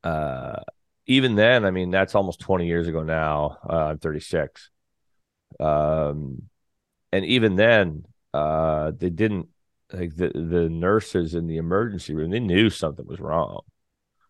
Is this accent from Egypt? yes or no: no; Canada; now in St. John's, Canada; I'm a Canadian country artist. I still play around the scene, of course, in St. John's